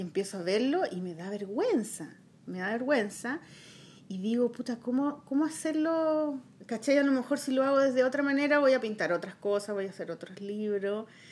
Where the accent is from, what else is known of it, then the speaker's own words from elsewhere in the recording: Chile; soy chilena